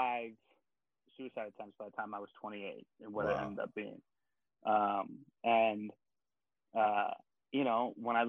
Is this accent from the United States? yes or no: yes; Baltimore, Maryland, United States; I'm originally from Baltimore, Maryland.